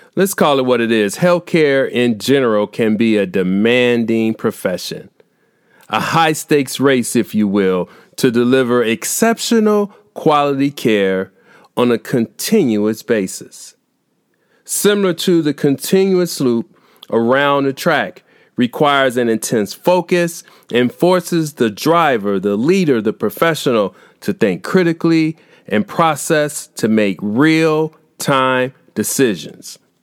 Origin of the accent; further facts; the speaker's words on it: Indiana, United States; here in my home state of Indiana